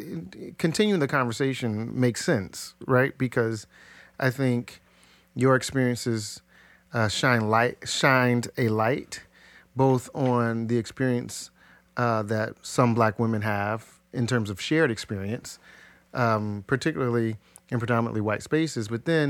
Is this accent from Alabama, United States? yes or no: no; Ohio, United States; I grew up in South Linden, and I went to black schools, public schools, so even opposite in the class context.